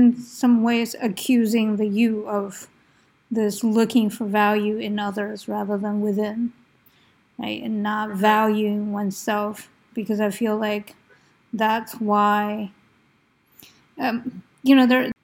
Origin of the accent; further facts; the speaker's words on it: United States; I grew up in the States